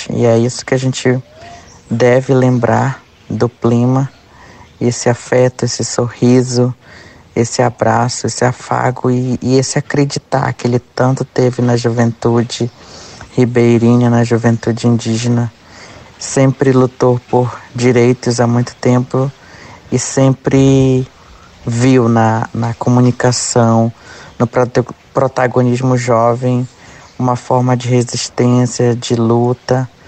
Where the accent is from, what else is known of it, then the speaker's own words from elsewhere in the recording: Boim, Pará, Brazil; sou da Vila de Boim